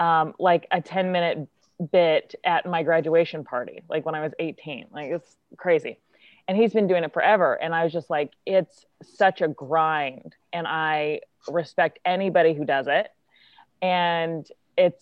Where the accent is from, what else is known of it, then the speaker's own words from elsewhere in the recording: Kansas City, United States; I am from Kansas City